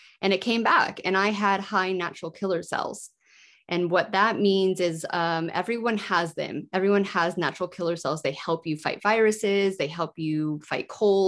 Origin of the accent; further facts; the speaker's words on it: United States; moved away as an adult; also born or lived in Yorkshire, United Kingdom; I am American, but I lived in the UK for 14 years.